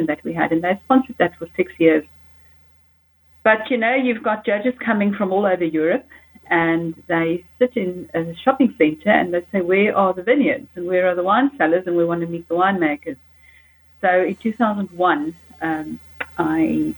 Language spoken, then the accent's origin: English; Namibia; also born or lived in Johannesburg, South Africa; now in South Africa; I come from Namibia